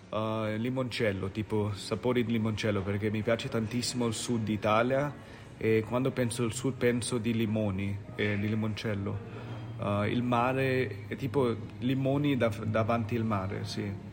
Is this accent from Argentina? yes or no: no; India; Italian is a second language